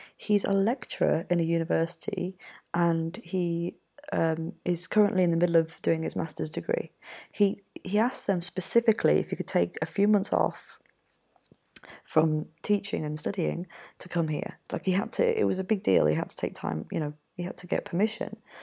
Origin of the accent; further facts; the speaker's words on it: Yorkshire and the Humber, United Kingdom; moved away; also born or lived in Mexico; I'm from Yorkshire myself